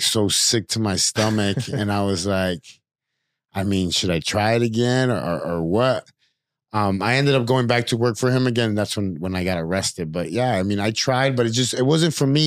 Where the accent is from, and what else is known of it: Chicago, Illinois, United States; born or raised there